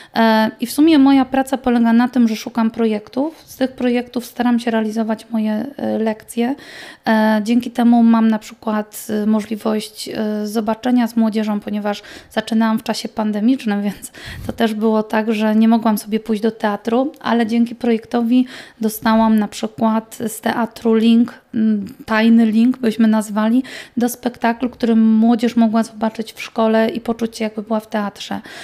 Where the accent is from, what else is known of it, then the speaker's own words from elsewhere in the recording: Silesian Voivodeship, Poland; u nas na Śląsku